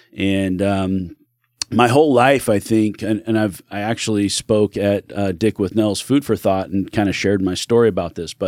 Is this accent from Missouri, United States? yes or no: no; California, United States; born there; now in Oregon, United States; I was born in California. Don't kick me off your show for that.